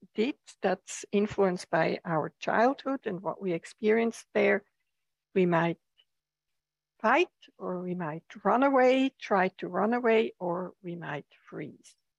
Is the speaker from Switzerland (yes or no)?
yes; Switzerland; now in United States; I come from Switzerland where the seasons are very pronounced or have been very pronounced